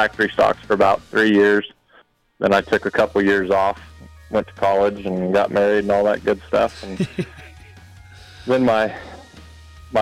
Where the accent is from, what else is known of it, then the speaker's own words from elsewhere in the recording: Ulysses, Kansas, United States; now in Syracuse, United States; I'm originally from Ulysses